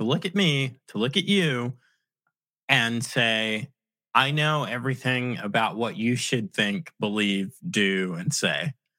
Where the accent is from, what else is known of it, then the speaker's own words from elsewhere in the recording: Virginia, United States; also born or lived in Long Island, New York; Even when I was growing up in Long Island, I really grew up in Virginia, but back when we were on Long Island